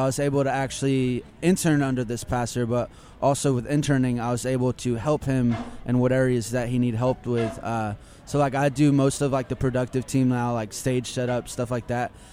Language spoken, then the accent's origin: English; Lakeland, Florida, United States; I'm actually from Lakeland, Florida